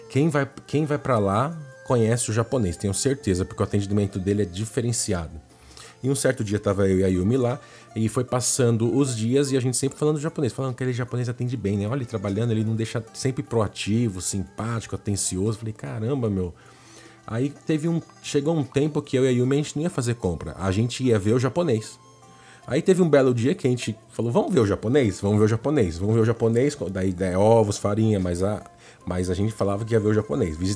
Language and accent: Portuguese; Brazil; moved away; also born or lived in Japan; Lá no Japão, nós somos brasileiros, mas aqui no Brasil vocês conhecem a gente como japonês, entendeu?